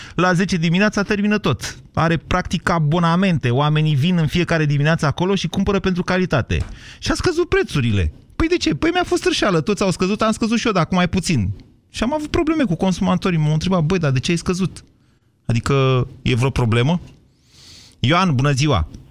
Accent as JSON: {"language": "Romanian", "region": "Oltenia", "country": "Romania", "tie": "born or raised there", "said": "eu sunt din, nu de la Dăbuleni, dar sunt din Oltenia, în copilărie, vă rog să mă credeți că niște ani de zile am vândut lubenite în piață"}